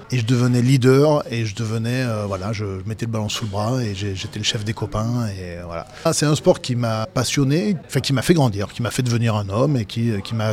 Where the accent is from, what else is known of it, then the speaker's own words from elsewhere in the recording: Vienne, Auvergne-Rhône-Alpes, France; moved away; also born or lived in Toulon; je viens du Dauphiné, moi. Tu sais, je, suis, né à Toulon, mais en même temps, j'ai fait toute mon enfance